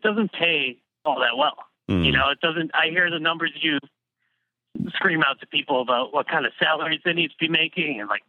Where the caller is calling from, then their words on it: Boston, Massachusetts, United States; I'm calling from Boston.